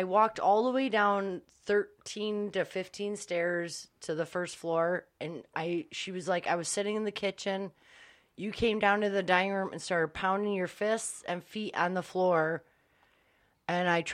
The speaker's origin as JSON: {"language": "English", "town": "Monroe", "region": "Michigan", "country": "United States", "tie": "born or raised there", "said": "I grew up in Detroit Beach till I was"}